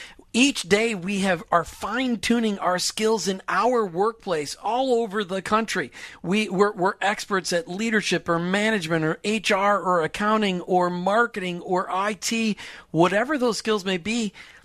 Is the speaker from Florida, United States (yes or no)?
no; Minnesota, United States; I grew up in Minnesota. We didn't roll R's in Minnesota.